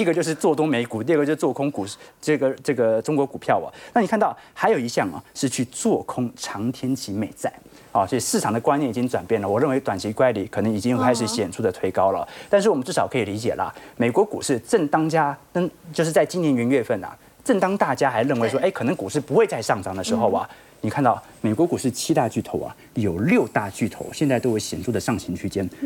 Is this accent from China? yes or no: no; Taiwan; 过去我们台湾人很常投资美元啊